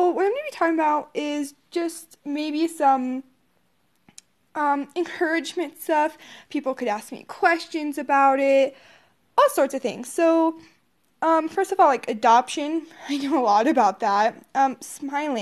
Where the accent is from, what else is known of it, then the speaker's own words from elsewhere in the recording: Colorado, United States; also born or lived in Odessa, Texas; At the age of 5, my biological parents were divorced. So, my mom moved us up to Colorado